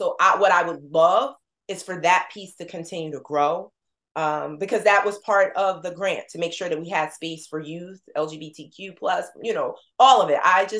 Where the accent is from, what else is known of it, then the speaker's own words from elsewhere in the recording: New Jersey, United States; You know, we're from Jersey.